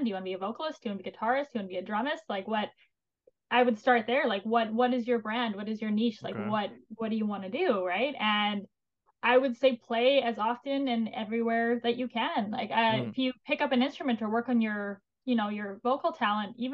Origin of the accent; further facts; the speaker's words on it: Alberta, Canada; I'm also from Alberta